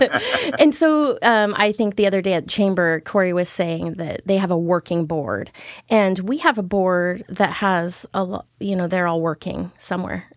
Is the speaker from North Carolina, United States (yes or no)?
no; Keizer, Oregon, United States; I actually grew up here in Kaiser most of my life.